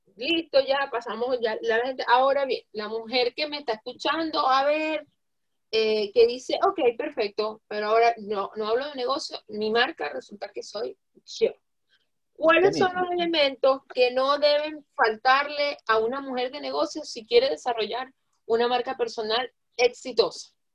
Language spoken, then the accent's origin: Spanish; Zulia, Venezuela; Yo soy zuliana de punta a punta, de verdad, de punta a punta